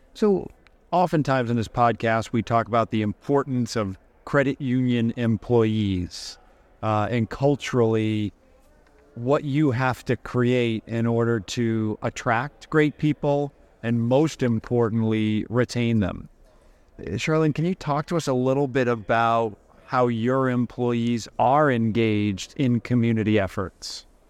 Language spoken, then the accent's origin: English; Massachusetts, United States; I grew up in Massachusetts